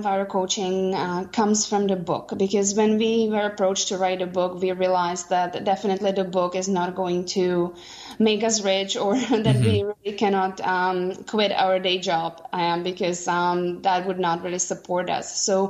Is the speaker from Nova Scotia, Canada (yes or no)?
no; Vancouver, British Columbia, Canada; we are from Vancouver, Canada.